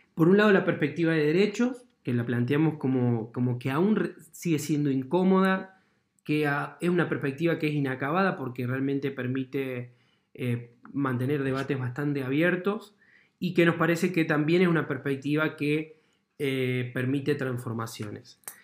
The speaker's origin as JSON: {"language": "Spanish", "region": "La Pampa", "country": "Argentina", "tie": "born or raised there", "also_born_or_lived": "Santa Rosa, La Pampa", "said": "cuando yo tenía 10 años en mi pueblo"}